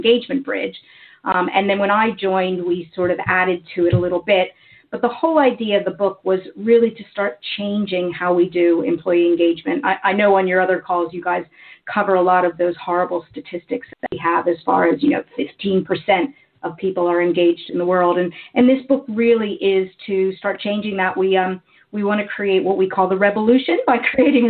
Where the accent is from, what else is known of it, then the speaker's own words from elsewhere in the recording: United States; accent: American; moved away as an adult; now in United Kingdom; You can probably tell by my accent that I am American